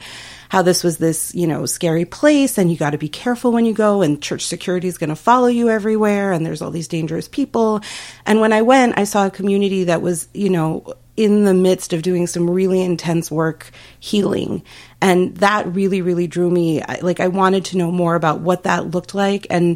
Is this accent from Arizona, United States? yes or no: yes; Phoenix, Arizona, United States; I grew up in Phoenix also